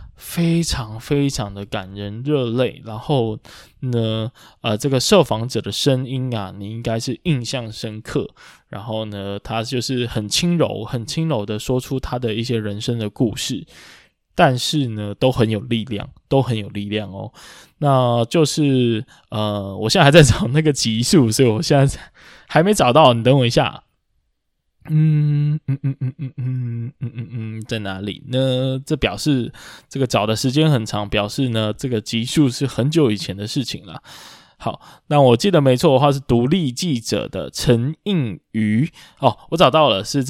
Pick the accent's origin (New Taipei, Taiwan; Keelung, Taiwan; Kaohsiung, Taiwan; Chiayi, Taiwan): Kaohsiung, Taiwan; 像身为高雄人的我啊，以前就非常喜欢那一个区域。